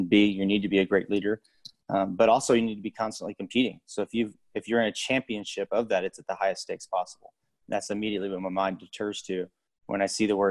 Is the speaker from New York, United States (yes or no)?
no; Dallas-Fort Worth area, Texas, United States; I grew up in Texas in the Dallas-Fort Worth area. Went to high school there